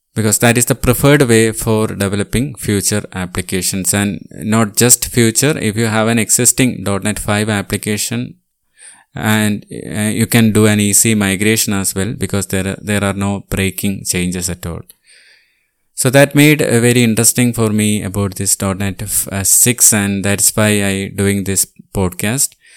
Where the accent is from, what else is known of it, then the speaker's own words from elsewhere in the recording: Thiruvananthapuram, Kerala, India; I am from Thiruvananthapuram